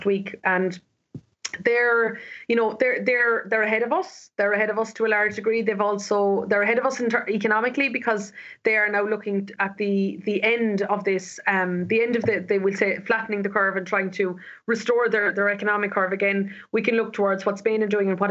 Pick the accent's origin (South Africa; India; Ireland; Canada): Ireland; as Irish people